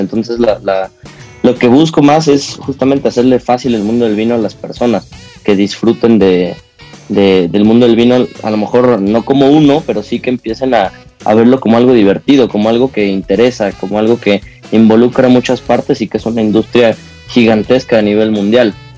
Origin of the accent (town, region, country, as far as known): Mexico